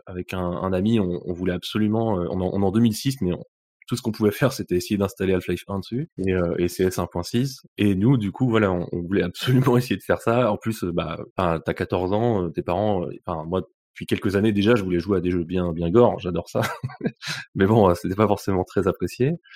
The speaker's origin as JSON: {"language": "French", "town": "Bruz", "region": "Brittany", "country": "France", "moved": "as an adult", "lives_now": "Lyon, France", "said": "Je viens euh, de Bru, une ville à côté de, Rennes, en, Bretagne"}